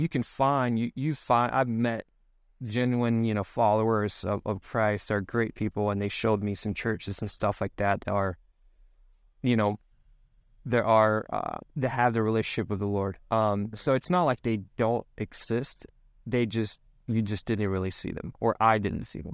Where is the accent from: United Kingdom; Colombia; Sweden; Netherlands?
Sweden; moved away as an adult; now in United States; I'm born and raised in Sweden, the country